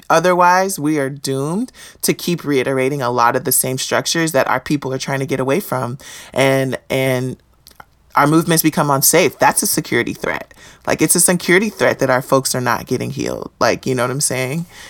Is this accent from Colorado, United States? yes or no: no; Houston, Texas, United States; I grew up in Houston, Texas